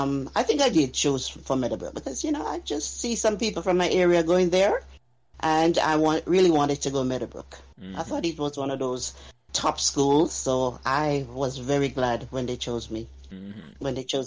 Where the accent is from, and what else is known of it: Kingston, Jamaica; born or raised there